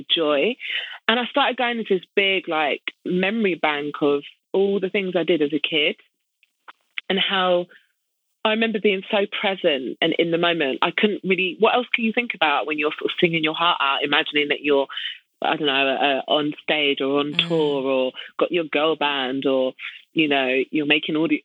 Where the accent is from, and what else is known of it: United Kingdom